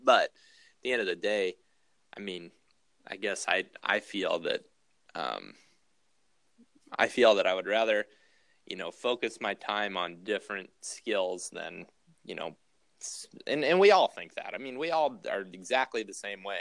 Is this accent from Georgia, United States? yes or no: no; Ohio, United States; now in Iowa, United States; when I was growing up in Ohio